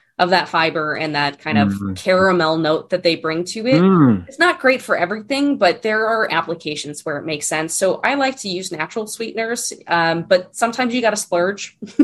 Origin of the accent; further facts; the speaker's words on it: East Coast, United States; You know, growing up on the East Coast, maple, like real maple syrup